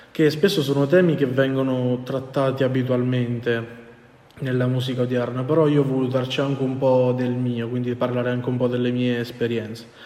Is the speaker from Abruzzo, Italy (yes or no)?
yes; Abruzzo, Italy; io inizialmente, perché sono abruzzese, volevo andare a Teramo